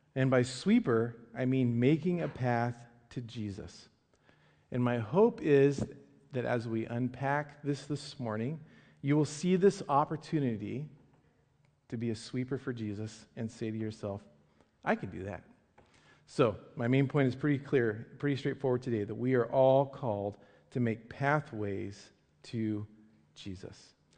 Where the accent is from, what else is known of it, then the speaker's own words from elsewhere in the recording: Medford, Oregon, United States; I grew up in Medford, Southern Oregon.